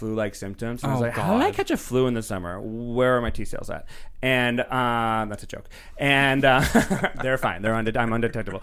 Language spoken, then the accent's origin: English; Rhode Island, United States; now in Los Angeles, United States; I'm from Rhode Island originally.